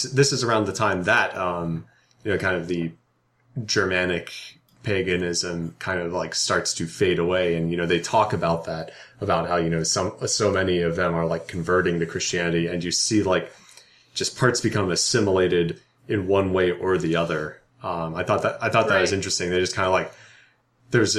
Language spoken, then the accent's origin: English; United States; us as Americans